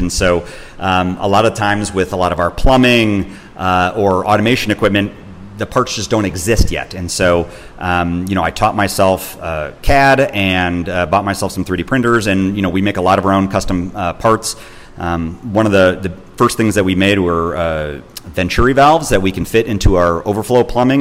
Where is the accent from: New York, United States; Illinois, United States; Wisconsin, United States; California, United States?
Wisconsin, United States; I'm from Wisconsin. I was raised in Wisconsin